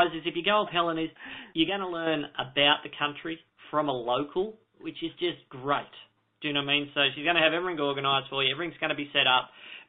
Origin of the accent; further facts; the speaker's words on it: Australia; I'm from Australia and I've been to New Zealand many times.